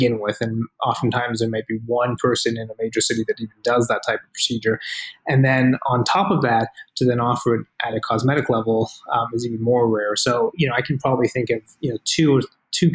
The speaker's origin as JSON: {"language": "English", "region": "East Coast", "country": "Canada", "tie": "born or raised there", "also_born_or_lived": "Boston, United States", "moved": "as an adult", "lives_now": "Las Vegas, United States", "said": "So I'm from the East Coast originally. I was born actually in Canada and grew up there for a few, and spent some of my time in university in that area."}